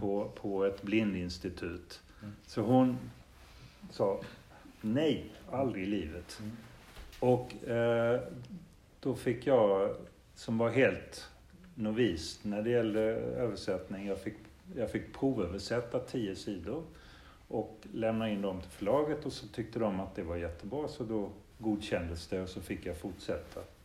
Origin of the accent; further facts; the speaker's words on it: Denmark; moved away; Det är ju nästan mitt känslomässiga modersmål mm. eftersom mm. jag växte upp i Danmark